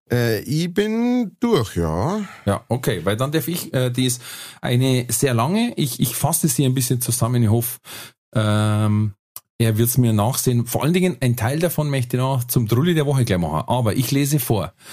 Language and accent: German; Bavaria, Germany; ich komme aus der Nähe von Nürnberg.